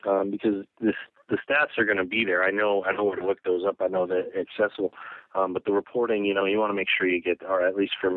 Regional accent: Colorado, United States; I grew up in Colorado

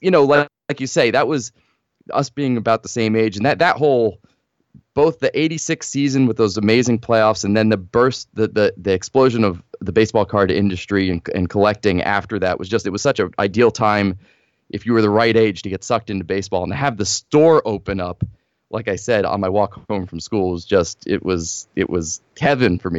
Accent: northern New Jersey, United States; I grew up in New Jersey, northern New Jersey

